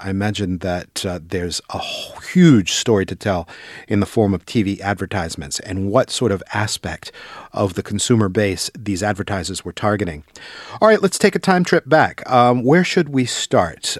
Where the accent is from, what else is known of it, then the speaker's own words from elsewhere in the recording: small town near Boston, Massachusetts, United States; moved away; in our little town, we didn't have skyscrapers, but, uh, Boston was not far away